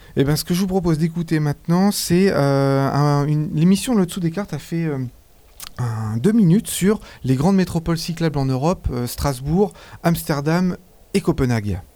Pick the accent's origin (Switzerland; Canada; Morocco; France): Switzerland; chez nous en Suisse